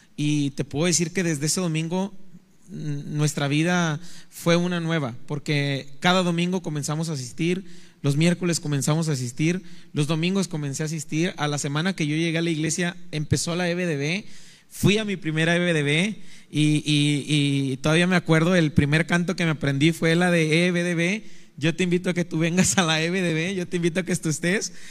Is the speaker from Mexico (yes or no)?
yes; Naranjos, Veracruz, Mexico; now in Ciudad Victoria, Mexico; soy oriundo de Naranjos, Veracruz